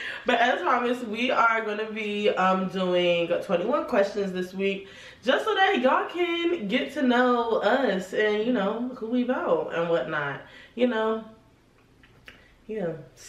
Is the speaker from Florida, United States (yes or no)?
no; New Jersey, United States; I'm from Jersey, Essex County. You know, I moved around a lot growing up, so I don't really claim one city. No cities could claim me. But, you know, Jersey.